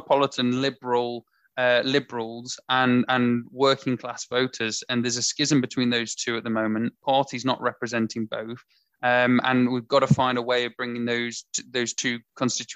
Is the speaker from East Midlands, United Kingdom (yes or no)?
yes; Mansfield, East Midlands, United Kingdom; I come from Mansfield